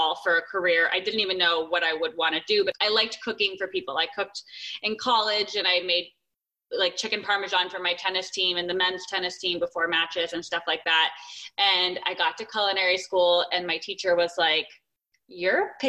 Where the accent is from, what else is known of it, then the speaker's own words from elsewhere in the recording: Arizona, United States; also born or lived in San Francisco / Los Angeles; now in California, United States; I'm in California, I grew up in Arizona